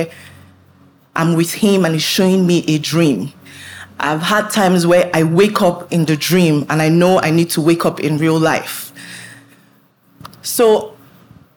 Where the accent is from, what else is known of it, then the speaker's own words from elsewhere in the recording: Nigeria; I was born in Nigeria.